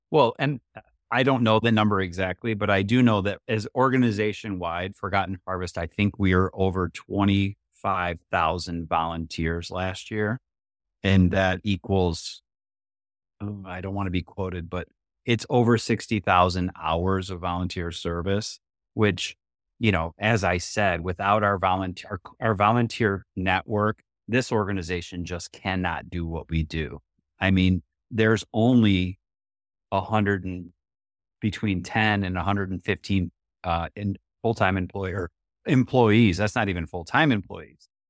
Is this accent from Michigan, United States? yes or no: yes; Oak Park, Michigan, United States; born and raised in Metro Detroit, literally grew up about a mile from this building right here in Oak Park